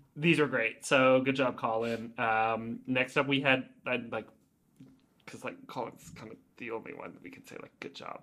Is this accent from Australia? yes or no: no; Oakville, Ontario, Canada; I grew up in Oakville and that was where headquarters was